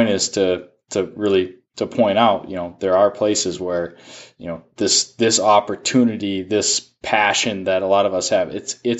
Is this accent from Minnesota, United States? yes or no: yes; Minnesota, United States; And I know you were in my state, my home state this year. You're in Minnesota